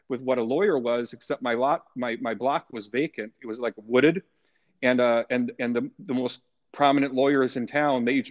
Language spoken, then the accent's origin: English; Tomah, Wisconsin, United States; You know, Tomah's an ideal place to be a young boy back then in the 70s. You know, we were able to I, I, lived in a in a kind of a more remote part of town